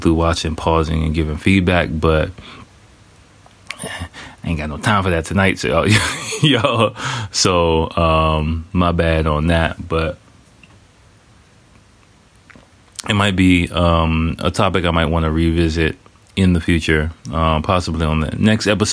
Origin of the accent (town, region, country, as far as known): United States; moved away as an adult; now in Japan